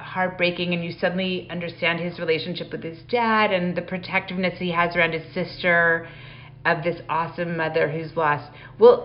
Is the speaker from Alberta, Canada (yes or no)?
yes; Calgary, Alberta, Canada; I grew up in Calgary going to the Stampede